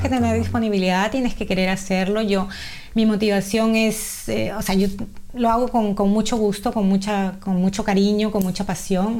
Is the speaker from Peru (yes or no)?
yes; Peru; now in Australia; nacida y criada en Perú, peruana, eh, felizmente casada con dos hijas maravillosas y con más de 30 años aquí en Australia